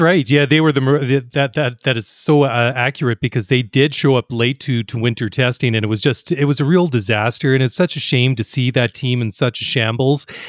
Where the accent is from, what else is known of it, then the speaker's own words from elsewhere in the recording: Canada; being Canadian and identifying with a lot of the winter sports